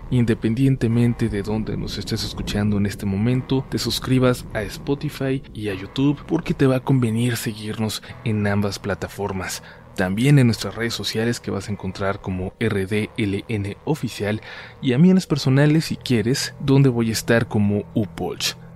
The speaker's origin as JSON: {"language": "Spanish", "town": "Long Beach", "region": "California", "country": "United States", "tie": "born there", "said": "A mí me tocó nacer aquí en Long Beach, California. Mis hermanos mayores nacieron en México y yo no tuve quizás tanto contacto con mis raíces mexicanas."}